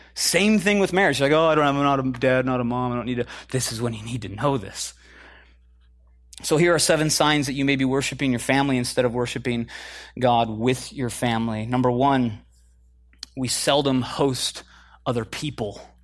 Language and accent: English; Midwest, United States; moved away as an adult; also born or lived in Chicago / Minneapolis; now in California, United States; I'm from the Midwest originally